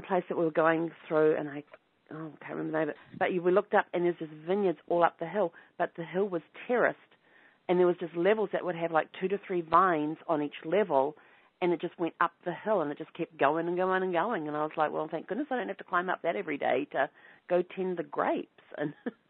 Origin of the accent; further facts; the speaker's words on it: New Zealand; growing up in New Zealand